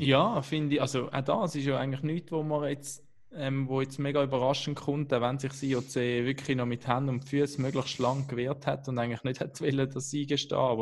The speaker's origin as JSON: {"language": "German", "country": "Switzerland", "said": "als Schweizer"}